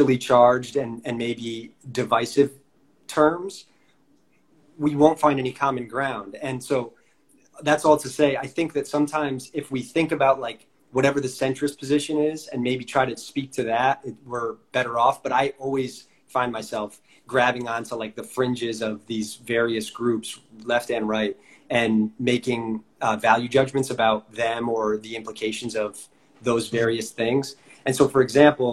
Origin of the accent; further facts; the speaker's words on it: Northeast Connecticut, United States; I'm from Northeast Connecticut